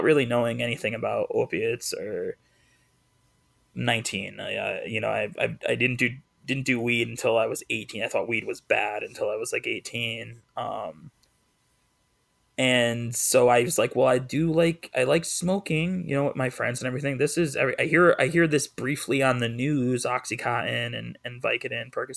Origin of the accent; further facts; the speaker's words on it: East Hartford, Connecticut, United States; moved away; I just left my hometown of East Hartford